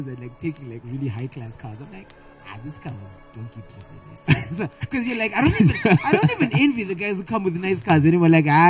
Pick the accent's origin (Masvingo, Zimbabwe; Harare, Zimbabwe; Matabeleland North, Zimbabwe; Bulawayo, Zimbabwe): Bulawayo, Zimbabwe; I was born and raised in Skies.